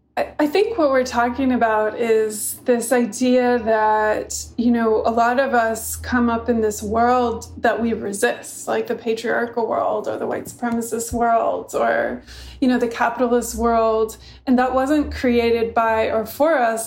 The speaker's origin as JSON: {"language": "English", "town": "San Luis Obispo", "region": "California", "country": "United States", "tie": "born or raised there", "also_born_or_lived": "Santa Barbara, California", "said": "I grew up mainly in San Luis Obispo and Santa Barbara."}